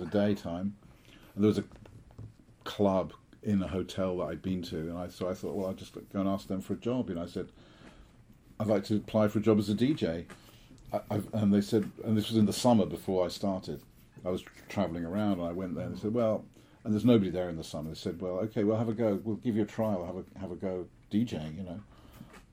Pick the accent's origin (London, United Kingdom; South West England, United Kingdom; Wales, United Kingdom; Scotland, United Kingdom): London, United Kingdom; also born or lived in Switzerland; I was born and I grew up in London